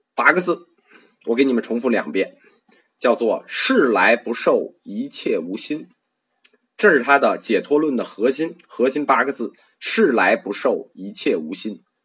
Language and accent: Chinese; China; 我们中国人